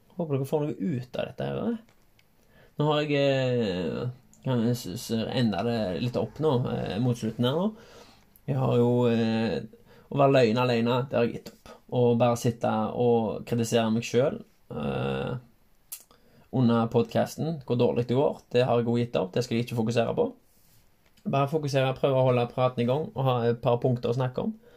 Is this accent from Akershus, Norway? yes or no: no; Haugaland, Rogaland, Norway; Så jeg har vokst opp i, eh, i Halland